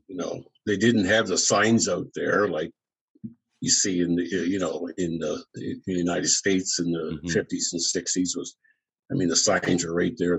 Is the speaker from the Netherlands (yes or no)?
no; New Glasgow, Nova Scotia, Canada; also born or lived in Truro, Nova Scotia; my hometown in Glasgow